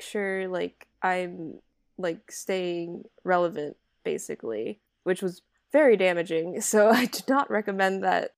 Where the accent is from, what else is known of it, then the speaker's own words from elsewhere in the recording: Hawaii, United States; now in Los Angeles, United States; I'm from Hawaii